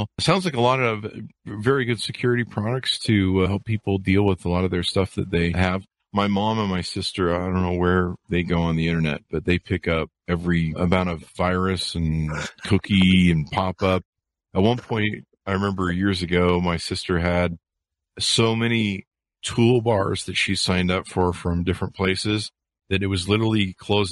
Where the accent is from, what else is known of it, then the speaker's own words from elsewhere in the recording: La Cañada Flintridge, California, United States; I grew up in La Cañada, in La Crescenta